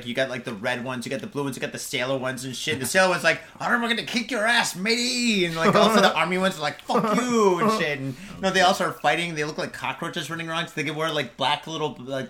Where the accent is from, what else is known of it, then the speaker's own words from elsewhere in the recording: United States; everyone's like, oh, American, oh. I'm like, yeah.